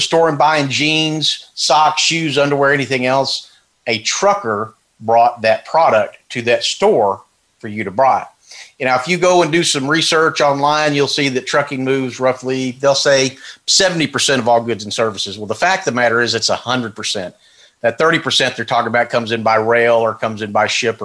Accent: Texas, United States; I'm from Texas

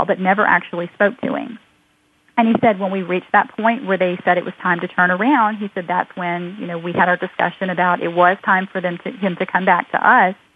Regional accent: United States; We're just an American family

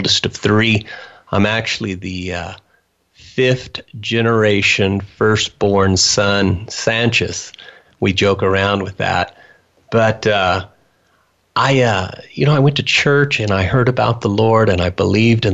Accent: Wichita, Kansas, United States; moved away as an adult; now in Grangeville, United States; I grew up in Wichita, Kansas

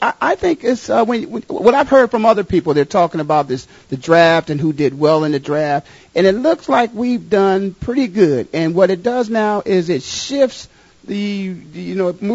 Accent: Canton, Ohio, United States; I grew up in Canton, Ohio

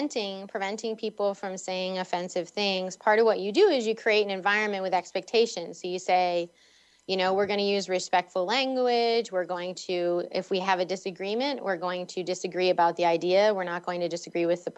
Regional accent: Boston, Massachusetts, United States; when I was growing up in Boston or the Boston area

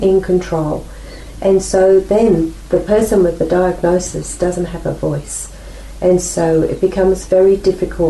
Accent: England, United Kingdom; now in Australia; I was born in England, so my culture is very different

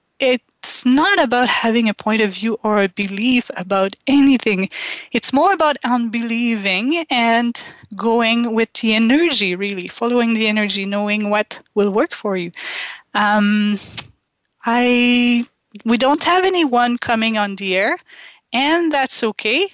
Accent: Quebec, Canada; first language French; English is a second language; moved away; I grew up in Quebec in Canada and we speak French

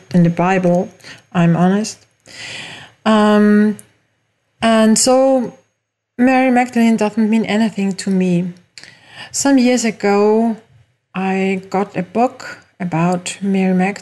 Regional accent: Austria; English is a second language; also born or lived in Mallorca, Spain; As you hear from my accent, I didn't grow up in the USA, but in Europe, in Austria

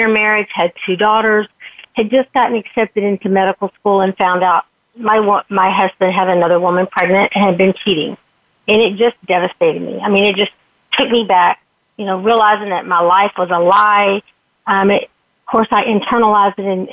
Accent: Texas, United States; I grew up in the Texas beauty pageant system

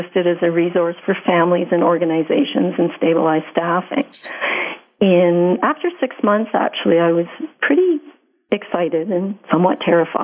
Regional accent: Montreal, Quebec, Canada; I grew up on the West Island of Montreal

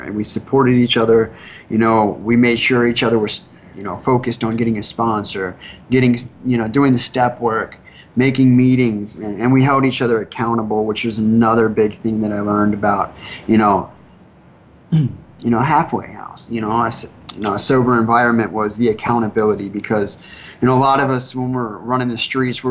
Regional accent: Wilmington, Delaware, United States; moved away as an adult; now in South Florida, United States; I'm from Wilmington, Delaware

